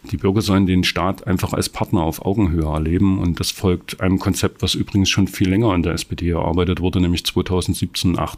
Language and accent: German; Saxony, Germany; Ich bin selber, wie gesagt, im Erzgebirge aufgewachsen.